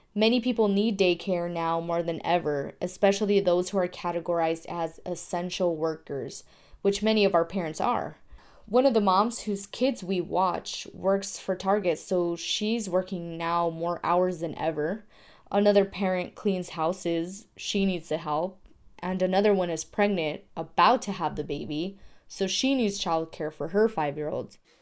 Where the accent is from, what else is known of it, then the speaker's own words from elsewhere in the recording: Tucson, Arizona, United States; I'm from Tucson, Arizona